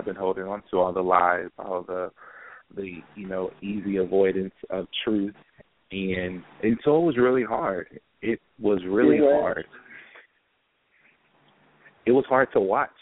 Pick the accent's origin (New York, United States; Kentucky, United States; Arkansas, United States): Kentucky, United States; Louisville; moved away as an adult; now in Cincinnati, United States; I'm born and raised in Louisville, Kentucky